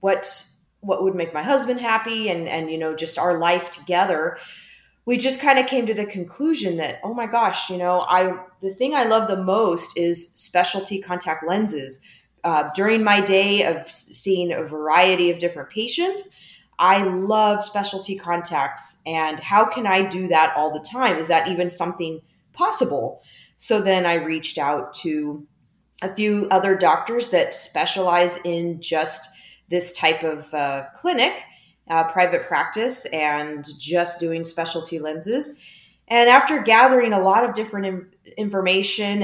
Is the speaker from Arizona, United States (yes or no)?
yes; Lake Havasu City, Arizona, United States; also born or lived in Missouri; my hometown of Lake Havasu, Arizona.